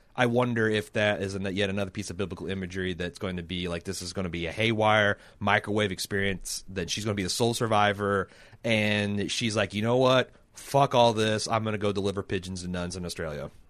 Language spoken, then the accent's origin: English; Mooresville, Indiana, United States; I grew up in Mooresville.